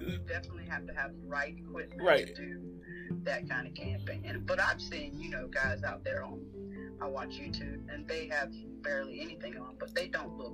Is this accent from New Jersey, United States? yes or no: no; Georgia, United States; I am from Georgia, and I'm in Georgia.